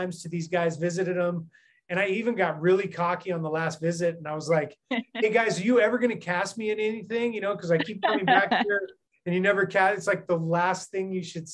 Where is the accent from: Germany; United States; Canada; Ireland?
United States; just outside of San Francisco, California; moved away as an adult; also born or lived in Seattle, Washington; now in Philippines; born and raised in the States, in the state of California, just outside of San Francisco